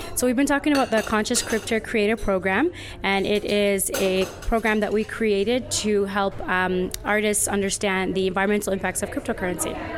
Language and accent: English; Toronto, Ontario, Canada; now in Rwanda; I'm from Toronto, Canada. Currently living in Rwanda